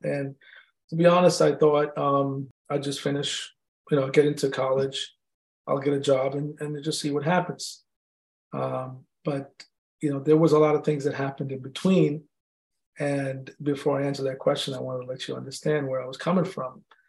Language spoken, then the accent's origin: English; India; I'm Indian, they're gonna kick me out of my house, you know.